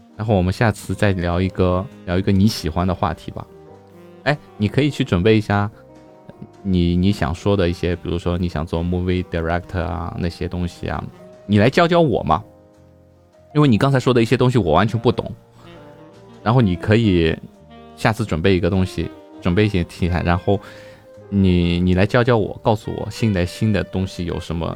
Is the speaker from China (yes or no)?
yes; Shanghai, China; 下三化四是我们上海话